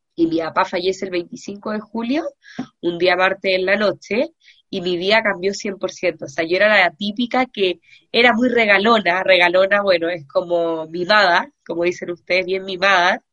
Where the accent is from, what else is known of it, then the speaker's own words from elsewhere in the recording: Chile; yo soy psicóloga y soy chilena también